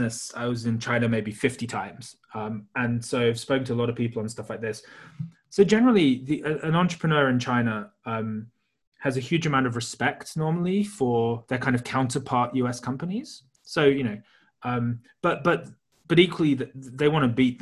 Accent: United Kingdom; being British

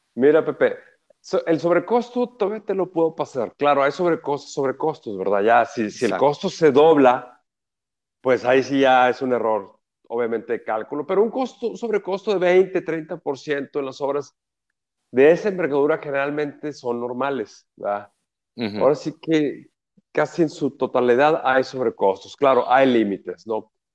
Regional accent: Mexico

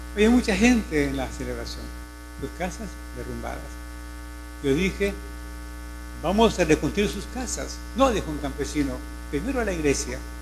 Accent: Morazán, El Salvador; also born or lived in Jocoro; Yo soy de, de esta zona, soy de Morazán.

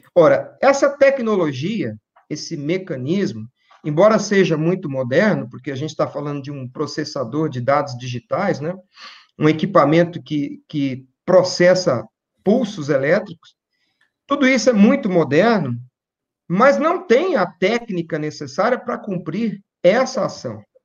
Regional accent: Campo Grande, Mato Grosso do Sul, Brazil; lá na minha cidade, em Campo Grande, Mato Grosso do Sul

